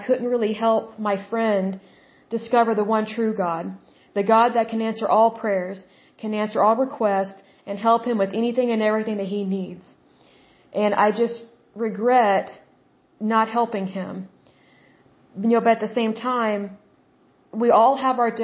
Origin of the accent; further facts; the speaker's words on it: Oklahoma, United States; I'm from Oklahoma